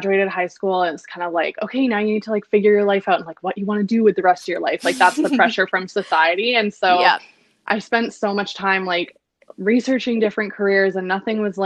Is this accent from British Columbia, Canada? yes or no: yes; Victoria, British Columbia, Canada; moved away as an adult; also born or lived in London; now in Vancouver, Canada; I grew up in Victoria. We grew up in Victoria, went to high school together